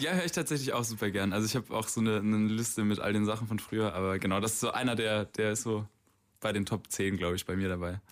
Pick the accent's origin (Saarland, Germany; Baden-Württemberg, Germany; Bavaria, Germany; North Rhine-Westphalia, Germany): Baden-Württemberg, Germany; Stuttgart; Ich bin aus Stuttgart hier